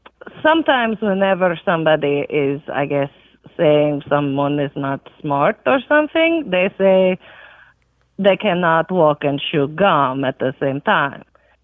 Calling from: Huntsville, Alabama, United States; I am calling from Huntsville, Alabama.

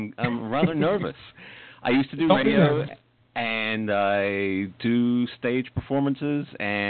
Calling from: Port Charlotte, Florida, United States; I am in Port Charlotte in Florida, in the United States.

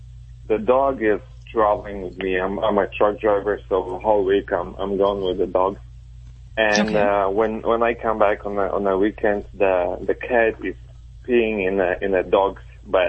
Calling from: Chicago, Illinois, United States; Chicago, Illinois.

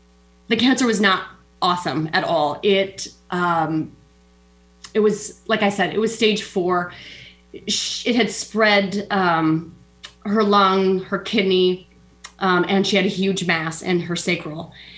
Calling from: Des Moines, Iowa, United States; I'm in Iowa, Des Moines, Iowa.

